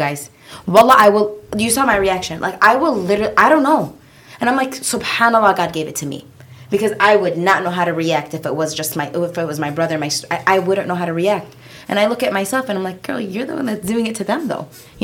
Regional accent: Yemen; We're from Yemen

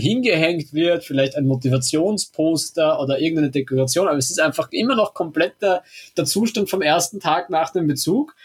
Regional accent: Austria; also born or lived in Helsinki; als Österreicher der eigentlich sich für ein Auslandssemester damals in Kanada beworben hatte

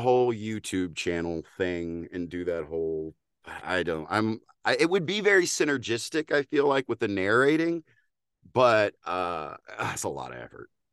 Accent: Texas, United States; accent: Texas twang; as a Texan

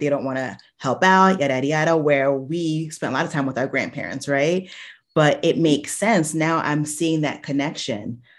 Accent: New Jersey, United States; I was born in October in New Jersey

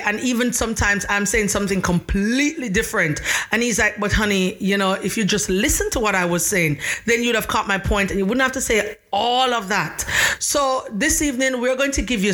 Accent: Jamaica; I am Jamaican, and my husband is from Brooklyn, New York.

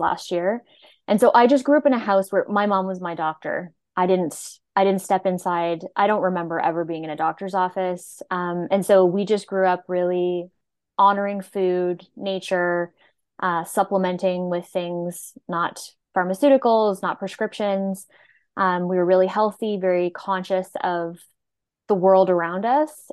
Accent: Nova Scotia, Canada; moved away as an adult; I'm from Nova Scotia, and I moved here to go to school and then never went home

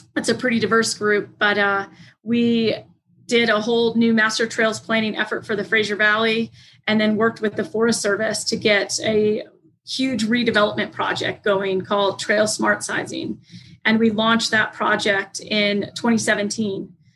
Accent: Kansas City, Missouri, United States; moved away as an adult; also born or lived in Estes Park, Colorado; now in Grand County, Colorado, United States; where I grew up in Kansas City

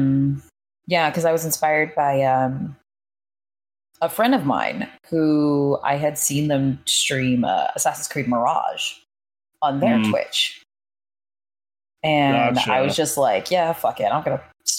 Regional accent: Canada; I'm fucking Canadian

